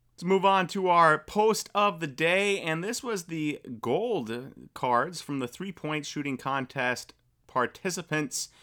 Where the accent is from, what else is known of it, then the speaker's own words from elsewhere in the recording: Wisconsin, United States; I'm from Wisconsin